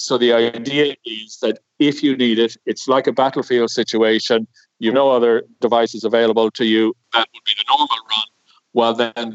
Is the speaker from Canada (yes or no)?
no; Cork, Munster, Ireland; moved away; I'm an engineer from Cork originally